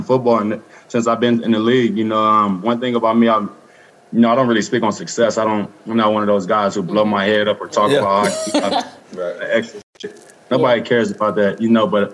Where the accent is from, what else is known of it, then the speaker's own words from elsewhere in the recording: Los Angeles, California, United States; I'm from Los Angeles, California. I grew up in South Central